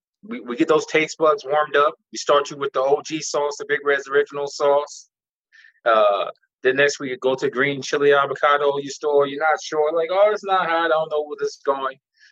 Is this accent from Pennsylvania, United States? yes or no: yes; Philadelphia, Pennsylvania, United States; now in Arizona, United States; I grew up in Southwest Philadelphia. Okay. Southwest. It's like University of like Drexel and Penn around that area. So Southwest Philadelphia.